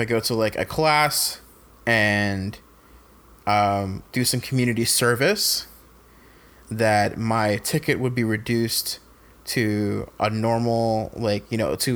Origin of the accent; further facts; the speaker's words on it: Fayetteville, North Carolina, United States; Fayetteville, which is my hometown.